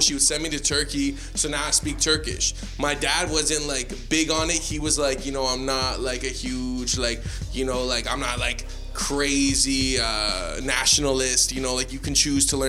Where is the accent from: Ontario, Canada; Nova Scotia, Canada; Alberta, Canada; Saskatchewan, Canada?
Ontario, Canada; Toronto; we're Canadian in the sense that we grew up in a Canadian school system. Culturally, we're from Toronto